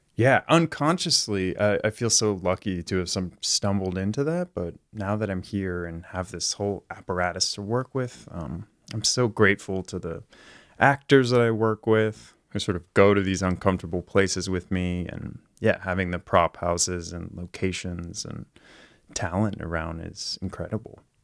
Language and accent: English; Marin County, California, United States; moved away as an adult; also born or lived in New York / Frankfurt, Germany; now in Los Angeles, United States; I grew up in Marin County, so just north of San Francisco